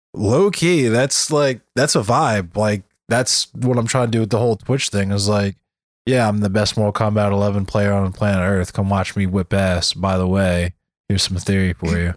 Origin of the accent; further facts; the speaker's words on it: Arbutus, Maryland, United States; also born or lived in Catonsville, Maryland; I'm from Arbutus